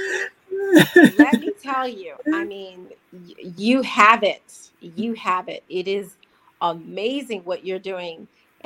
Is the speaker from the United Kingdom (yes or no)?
no; United States; I'm American.